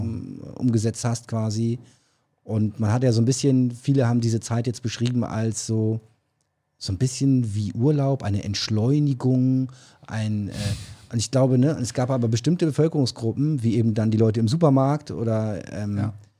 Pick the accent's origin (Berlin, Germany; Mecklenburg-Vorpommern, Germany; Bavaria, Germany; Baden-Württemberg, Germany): Berlin, Germany; accent: Berlin; moved away; Ich darf den Berliner Akzent machen, weil ich komme aus Berlin. Ähm, ursprünglich